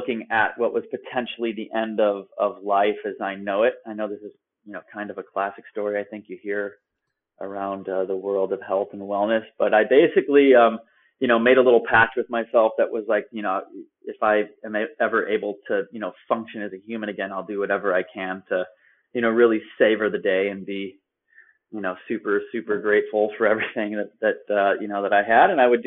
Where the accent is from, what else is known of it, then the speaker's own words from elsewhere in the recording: Chicago, Illinois, United States; moved away as an adult; also born or lived in Vienna, Austria / Prague, Czech Republic; I was born in Chicago and pretty flat land there